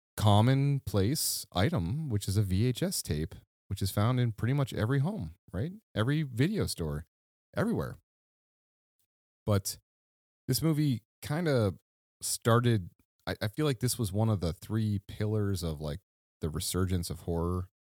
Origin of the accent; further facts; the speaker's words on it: Midwest, United States; the Midwest safety that you and I grew up